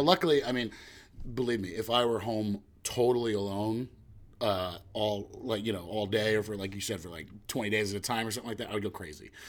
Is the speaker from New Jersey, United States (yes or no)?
yes; West Orange, New Jersey, United States; I was lucky enough to grow up in my hometown in West Orange in Jersey